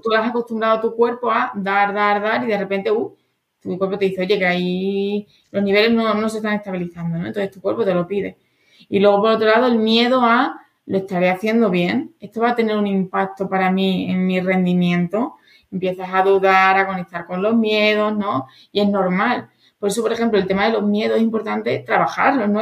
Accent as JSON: {"language": "Spanish", "region": "Extremadura", "country": "Spain", "tie": "born or raised there", "moved": "as an adult", "lives_now": "Madrid, Spain", "said": "fui subcampeona de Extremadura dos años cuando era adolescente de voleibol"}